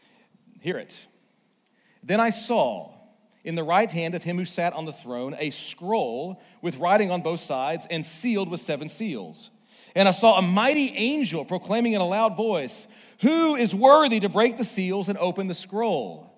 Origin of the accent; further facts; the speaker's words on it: Northwest Arkansas, United States; also born or lived in Little Rock, Arkansas; I'm originally from Little Rock, born in Little Rock, and then I ended up being raised up here in Northwest Arkansas